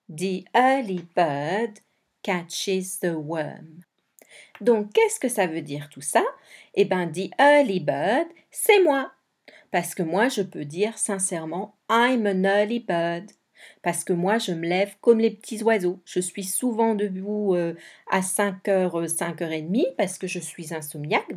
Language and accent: French; Belgium; Je suis belge